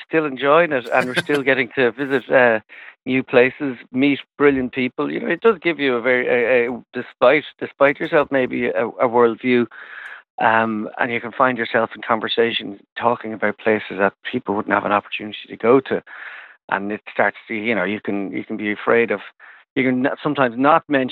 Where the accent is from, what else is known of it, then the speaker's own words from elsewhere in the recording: Ireland; we're definitely Irish